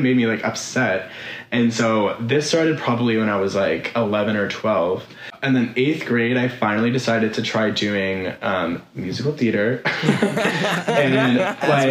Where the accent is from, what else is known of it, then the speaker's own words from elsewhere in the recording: South Shore of Boston, Massachusetts, United States; moved away as an adult; now in Los Angeles, United States; I'm from the South Shore of Boston, Massachusetts, born and raised